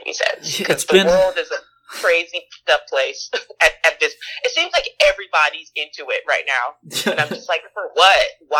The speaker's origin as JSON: {"language": "English", "country": "Jamaica", "also_born_or_lived": "New York / California / Georgia / Mississippi", "moved": "yes", "lives_now": "United States", "said": "I've lived in New York. I've lived in California. I've lived in Georgia. I'm trying to think where else. Jamaica."}